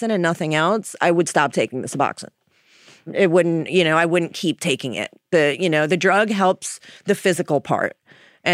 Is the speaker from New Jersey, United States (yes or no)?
yes; Jersey Shore, New Jersey, United States; moved away as an adult; now in Philadelphia, United States; I'm from the Jersey Shore originally, new to Philadelphia